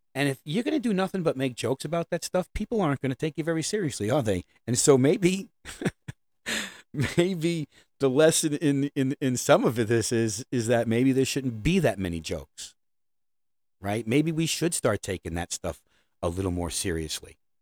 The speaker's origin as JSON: {"language": "English", "town": "New York City", "region": "New York", "country": "United States", "said": "I'm a New Yorker"}